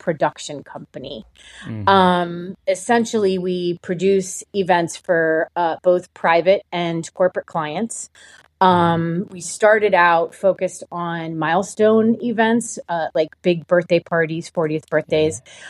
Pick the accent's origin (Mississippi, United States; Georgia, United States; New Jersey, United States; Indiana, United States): New Jersey, United States; moved away as an adult; also born or lived in New York; now in Austin, United States; I grew up on the East Coast in New Jersey.